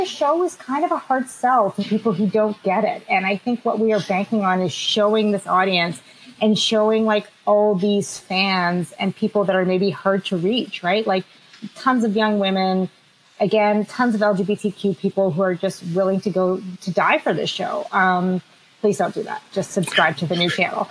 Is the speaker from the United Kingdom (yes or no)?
no; Canada; also born or lived in Boston; I'm Canadian